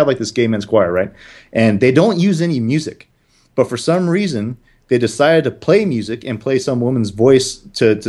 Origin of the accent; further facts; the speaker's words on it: San Jose, California, United States; I am from San Jose